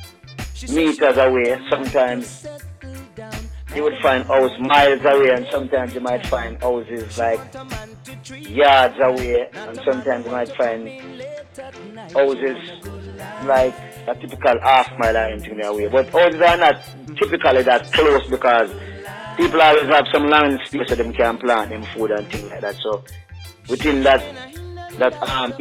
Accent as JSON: {"language": "English", "town": "Rocky Point", "country": "Jamaica", "tie": "born or raised there", "said": "growing up in Rocky Point"}